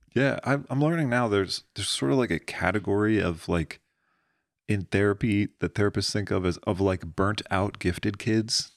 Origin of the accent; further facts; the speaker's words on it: Pennsylvania, United States; moved away as an adult; Middle of fucking nowhere, Pennsylvania